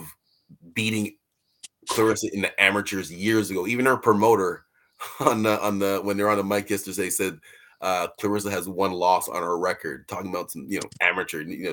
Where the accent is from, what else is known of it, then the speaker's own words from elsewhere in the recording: Canada; we're from Canada.